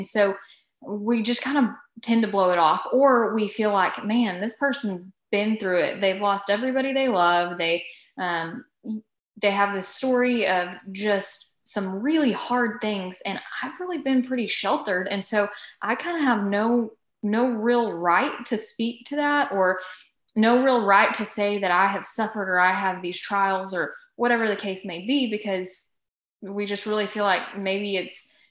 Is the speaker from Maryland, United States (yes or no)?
no; Texas, United States; I am in Texas because once you live in Texas and you're born and raised in Texas, you really have no reason to leave. So I didn't.